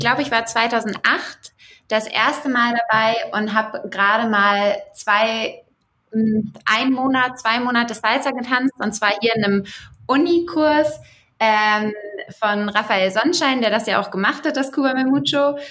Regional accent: Hamburg, Germany; now in Augsburg, Germany; ich bin ursprünglich aus Hamburg, aber lebe in Augsburg

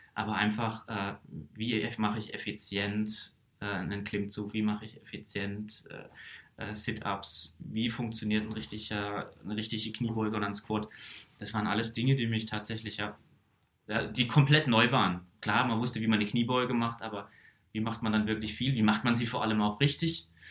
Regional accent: Karlsruhe, Baden-Württemberg, Germany; ich komme hier einfach aus dem Raum Karlsruhe

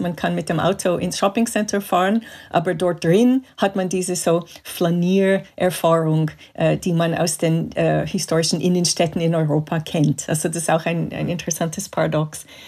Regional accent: Montreal, Quebec, Canada; German is a second language; moved away; ich bin in Kanada aufgewachsen, in Montreal.

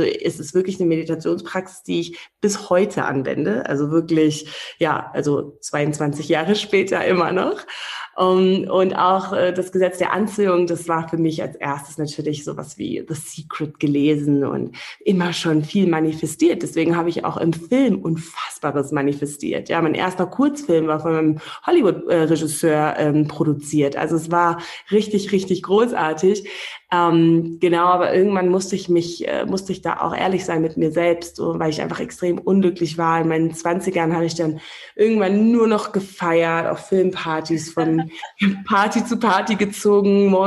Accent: Namibia; als ich hier groß geworden bin in Namibia, da habe ich so eher so die das, die große weite Welt durch die Filme kennengelernt

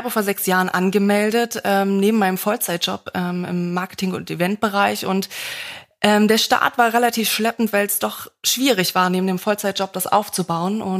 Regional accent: Berlin, Germany; Also ich bin Berliner, aber ja, durch die Ossis sind immer an die, an die Ostsee auch gefahren.

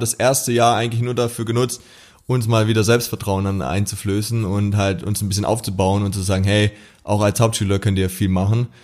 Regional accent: near Stuttgart, Baden-Württemberg, Germany; ich komme aus der Nähe von Stuttgart

